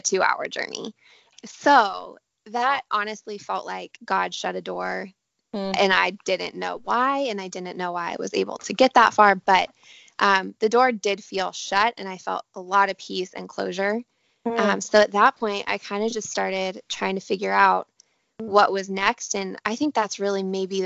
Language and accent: English; Denver, Colorado, United States; moved away as an adult; also born or lived in Santa Barbara, California; now in Southern California, United States; I grew up in Denver, Colorado. So I still kind of feel like that is home